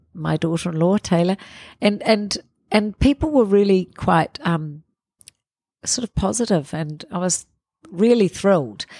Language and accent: English; Porirua, Wellington, New Zealand; we grew up in Parramatta till I was eight.